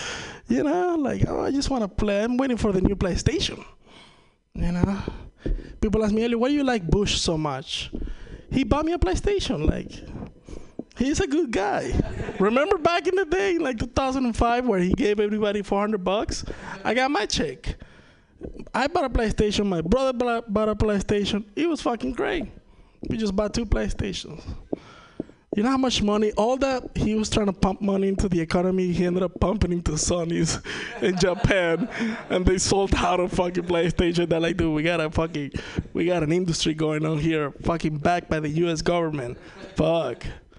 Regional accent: Venezuela; English is a second language; I'm from Venezuela. If you ever wonder what it's like to lose 99.9999% of the value of your money, been there, done that. It's not fun. That's why I'm speaking to you in my second fucking language, you know what I mean? I wish I could be doing this in Spanish

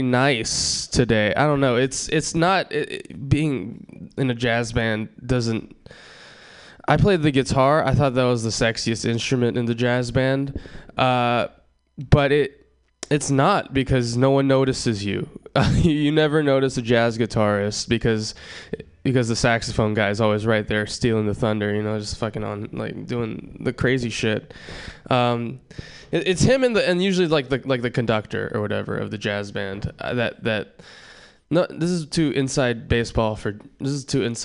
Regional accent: Hawaii, United States; moved away; I was born and raised in Hawaii.

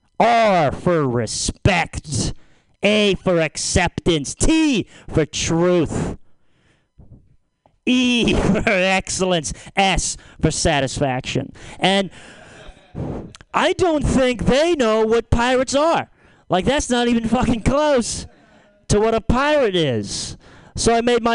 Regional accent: Lagunitas, California, United States; I'm from Lagunitas.

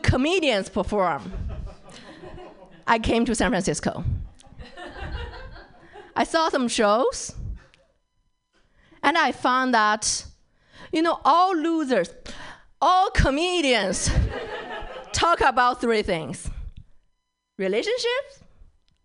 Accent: China; accent: Chinese English; English is a second language; moved away as an adult; now in California, United States; I'm from China.

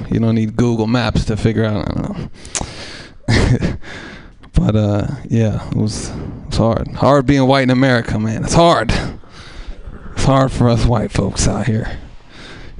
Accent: Oakland, California, United States; I grew up in East Oakland as a white person with no other white people around

